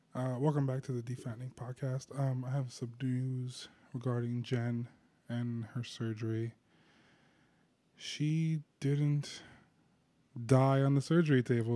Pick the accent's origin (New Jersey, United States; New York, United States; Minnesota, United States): New Jersey, United States; I'm a kid from New Jersey